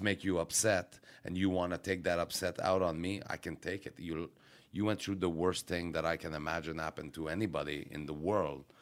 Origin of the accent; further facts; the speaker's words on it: Quebec, Canada; I'm from Quebec